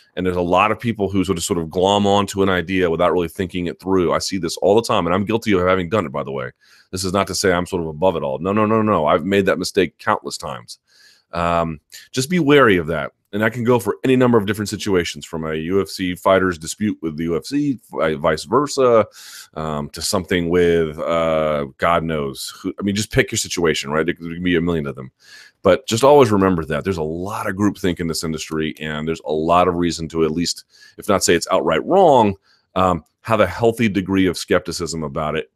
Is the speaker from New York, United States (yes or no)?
no; Washington, District of Columbia, United States; my hometown